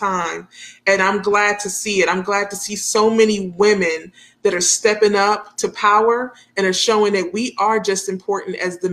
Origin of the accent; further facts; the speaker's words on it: New York, United States; when we were growing up in New York